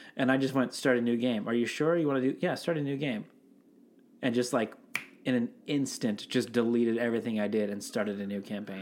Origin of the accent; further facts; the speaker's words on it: Seattle, Washington, United States; I'm from Seattle